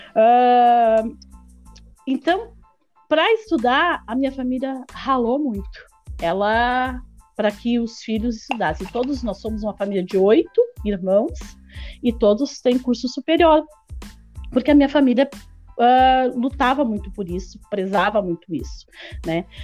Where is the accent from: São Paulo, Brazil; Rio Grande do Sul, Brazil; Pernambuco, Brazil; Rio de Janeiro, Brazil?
Rio Grande do Sul, Brazil; Osório; eu sou de Osório